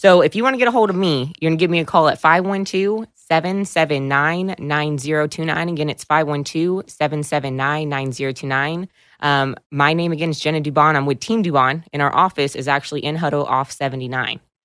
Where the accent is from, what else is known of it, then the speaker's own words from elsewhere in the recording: Williamson County, Texas, United States; I've been born and raised in Williamson County